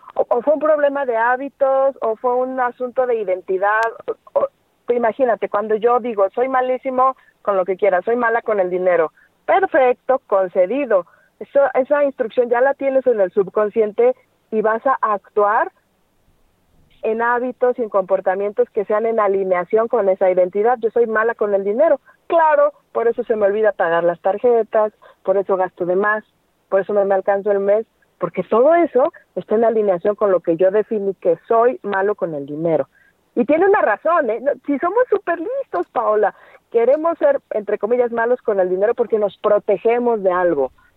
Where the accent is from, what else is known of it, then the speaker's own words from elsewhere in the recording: Mexico; nada más es en México, ¿verdad? Y nada más es en la calle donde yo nací